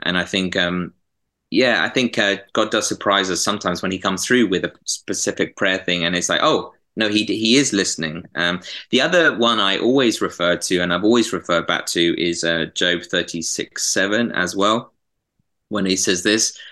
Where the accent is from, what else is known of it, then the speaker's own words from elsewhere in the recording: Epsom, South East England, United Kingdom; now in Manchester, United Kingdom; I'm from Epsom originally, uh, near southwest London